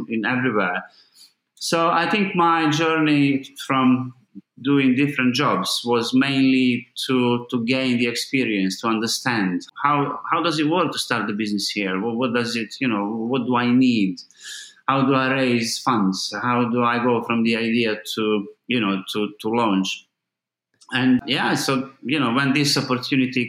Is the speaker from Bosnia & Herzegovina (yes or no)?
yes; Mostar, Federation of Bosnia and Herzegovina, Bosnia & Herzegovina; English is a second language; moved away as an adult; now in London, United Kingdom; I grew up in Mostar